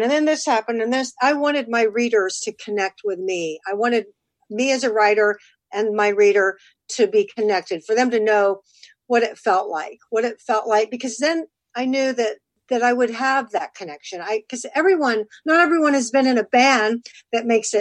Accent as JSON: {"language": "English", "region": "Texas", "country": "United States", "said": "I'm from Texas"}